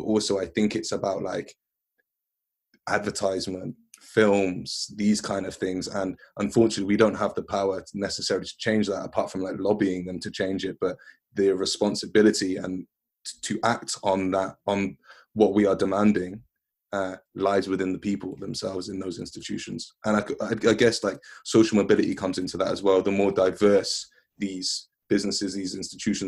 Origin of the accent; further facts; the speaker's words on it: West Midlands, United Kingdom; also born or lived in London; I grew up in the West Midlands. I was born in London. I moved to West Midlands when I was like 4.